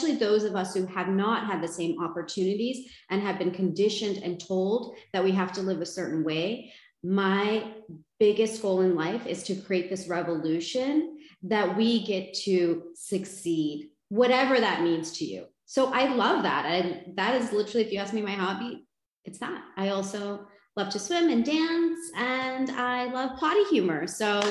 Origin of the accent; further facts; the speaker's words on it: United States; I was born and raised in the United States